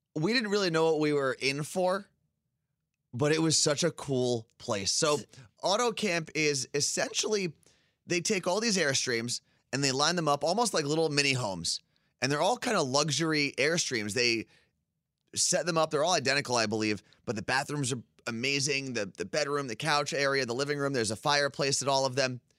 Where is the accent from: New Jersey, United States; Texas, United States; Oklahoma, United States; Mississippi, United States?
New Jersey, United States; Ridgewood; moved away; I was growing up in Ridgewood.